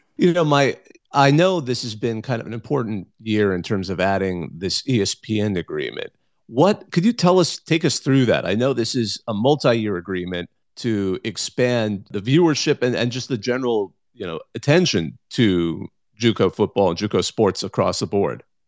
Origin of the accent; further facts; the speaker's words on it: California, United States; I grew up in California.